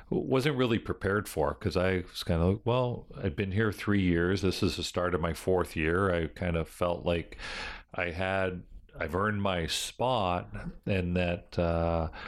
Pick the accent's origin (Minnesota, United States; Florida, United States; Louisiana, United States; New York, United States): New York, United States; Buffalo; Buffalo's my basically my hometown